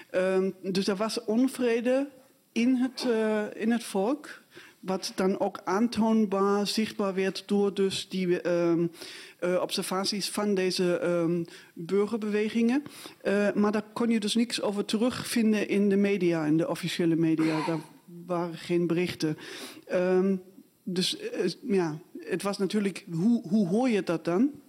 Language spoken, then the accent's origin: Dutch; Dresden, Saxony, Germany; moved away as an adult; Ehm, ja, ik ben in Dresden opgegroeid. Ik ben eh, eh, jaargang 67, dus ik was ook al, eh, zeg maar bewust daarmee bezig. Alleen ik was toen inderdaad al weg. Ik ben in 87 weggegaan. Daar was ik 19.